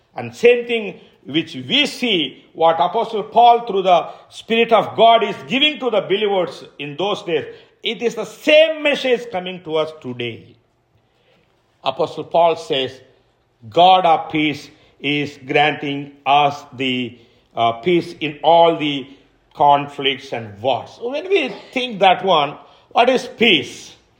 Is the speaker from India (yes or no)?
yes; India; I'm an Indian